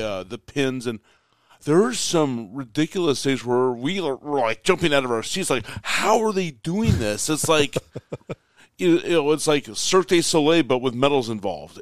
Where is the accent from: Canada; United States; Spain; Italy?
United States; I'm the American